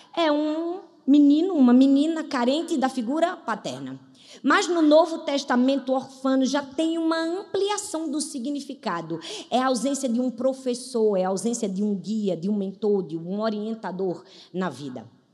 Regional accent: Brazil; como brasileiros

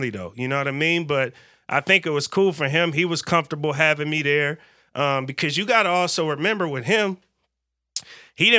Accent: the Bay Area, California, United States; now in Portland, United States; I'm from the Bay. We're a little more diverse in the Bay

